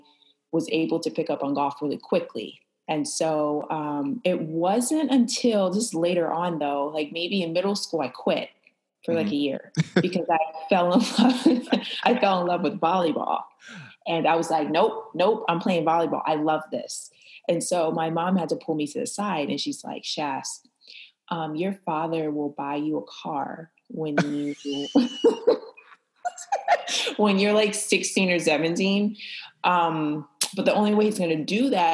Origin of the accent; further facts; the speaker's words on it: Flint, Michigan, United States; I am from Flint, Michigan, and I am a professional golfer